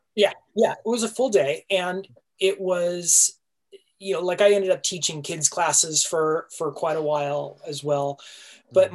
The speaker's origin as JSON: {"language": "English", "region": "Southern California", "country": "United States", "tie": "born or raised there", "said": "I grew up in Southern California"}